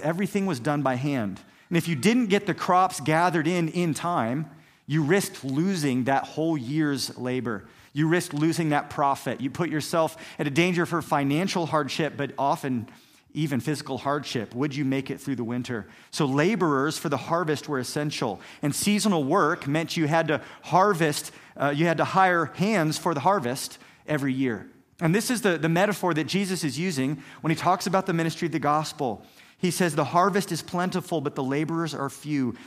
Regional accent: Kansas, United States; I grew up here in Kansas

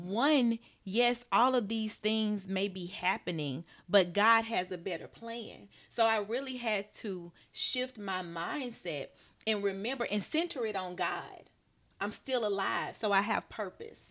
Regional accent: Birmingham, Alabama, United States; I'm from Birmingham, Alabama. Grew up in a Southern Baptist church

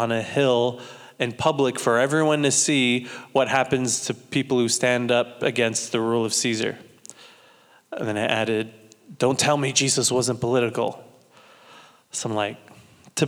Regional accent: Santa Maria, California, United States; from Santa Maria, California.

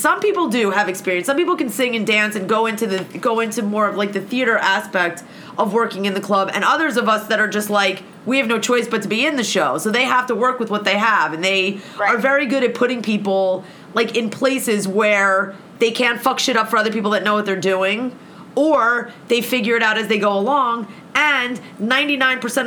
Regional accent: United States; being an American

